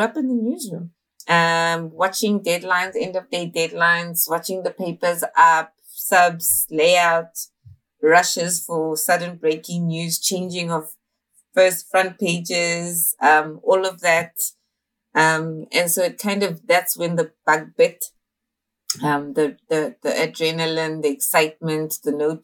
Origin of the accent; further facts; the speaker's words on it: Johannesburg, Gauteng, South Africa; I'm from Johannesburg, South Africa, born and raised in Dobsonville, Soweto.